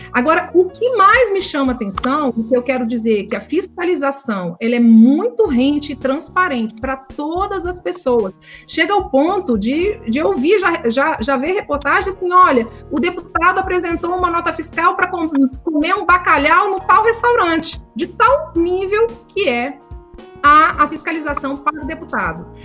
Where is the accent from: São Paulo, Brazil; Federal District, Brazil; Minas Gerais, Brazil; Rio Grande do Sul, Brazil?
Federal District, Brazil; Brasília; eu sou de Brasília